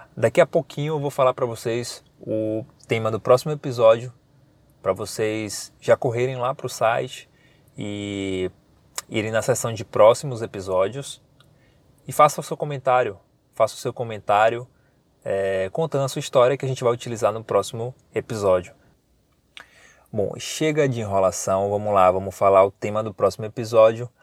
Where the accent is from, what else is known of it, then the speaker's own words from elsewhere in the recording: Paripiranga, Bahia, Brazil; now in Salvador, Brazil; Eu sou, eu moro em Salvador, eu sou do interior da Bahia, uma cidade chamada Paripiranga.